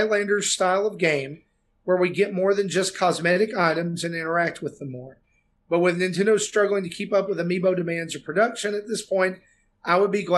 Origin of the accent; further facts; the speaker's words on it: the South, United States; I'm from the South.